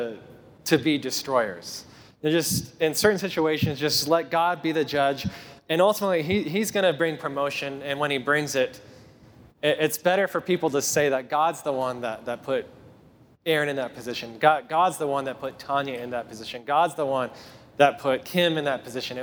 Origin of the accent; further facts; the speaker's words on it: Tennessee, United States; I'm from Tennessee